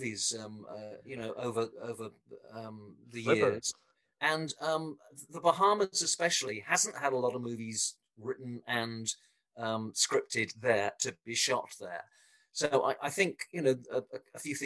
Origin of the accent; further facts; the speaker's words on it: England, United Kingdom; moved away; I come from England originally, so you can probably tell it from my accent.